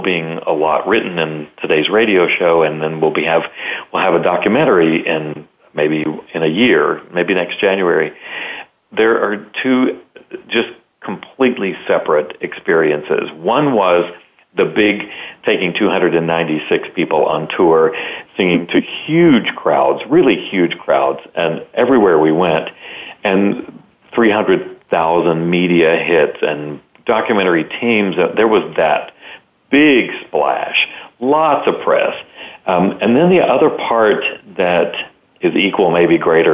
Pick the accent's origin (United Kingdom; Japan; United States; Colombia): United States; the South; I'm from the South